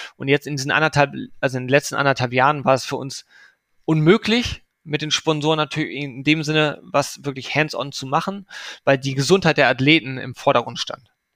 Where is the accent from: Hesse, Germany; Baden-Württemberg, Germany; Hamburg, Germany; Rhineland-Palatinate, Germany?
Hamburg, Germany; man fiebert als Hamburger natürlich immer mit den Hockey-Teams